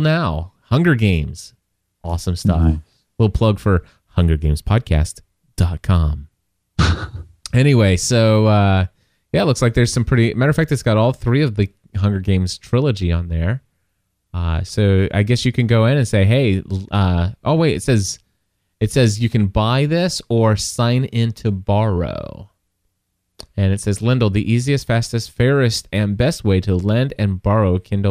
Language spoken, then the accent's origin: English; Kentucky, United States; I'm from Kentucky.